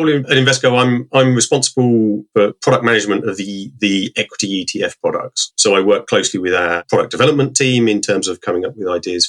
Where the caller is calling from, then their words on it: Harpenden, East of England, United Kingdom; Just outside of London, Harpenden.